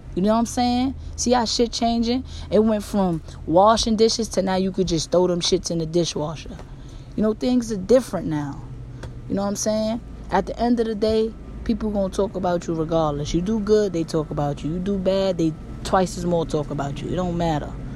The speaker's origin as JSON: {"language": "English", "region": "New York", "country": "United States", "said": "I'm from New York, so we be like, yo, that's my nigga"}